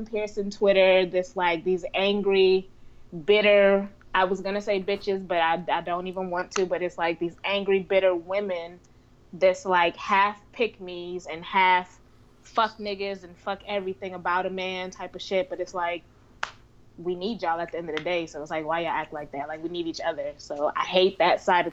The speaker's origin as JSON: {"language": "English", "area": "up North", "region": "Northeast", "country": "United States", "tie": "born or raised there", "also_born_or_lived": "the South (US)", "said": "I was born in the South, but I was raised up North."}